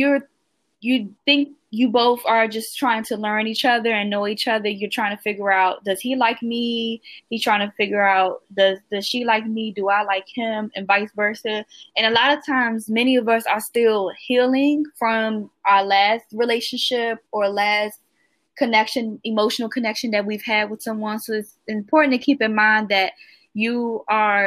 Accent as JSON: {"language": "English", "town": "Washington", "region": "District of Columbia", "country": "United States", "said": "I'm from Washington, D.C. in the United States"}